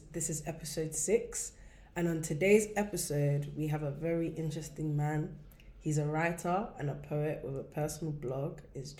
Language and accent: English; London, United Kingdom